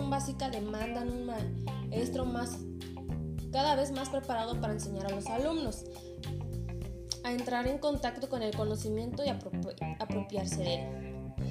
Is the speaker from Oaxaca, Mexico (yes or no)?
yes; Cuilapan de Guerrero, Oaxaca, Mexico; en mi comunidad que es Cuilapan